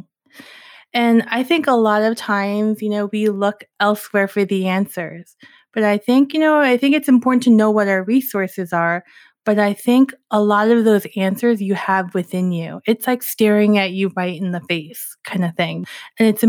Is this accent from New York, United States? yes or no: yes; New York, United States; I'm from New York